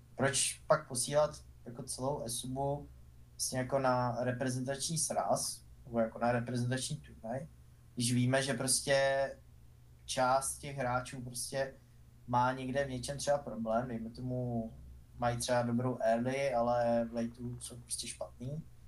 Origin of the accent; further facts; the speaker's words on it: Czechia; jako Češi